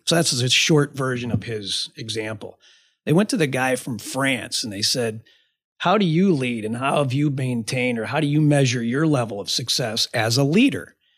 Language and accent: English; Ottawa, Illinois, United States; I grew up in a really small town. I grew up in Ottawa, Illinois.